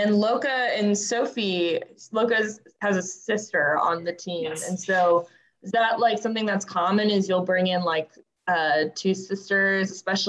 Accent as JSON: {"language": "English", "town": "Fort Worth", "region": "Texas", "country": "United States", "tie": "born or raised there", "said": "my hometown of Fort Worth, Texas"}